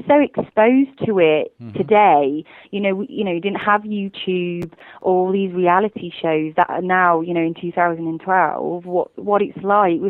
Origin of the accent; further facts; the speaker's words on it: Worcester, West Midlands, United Kingdom; moved away as an adult; now in London, United Kingdom; I'm not originally from London. I'm from a smaller place in the West Midlands called Worcester, and all my family still live there, but I actually moved to London to study.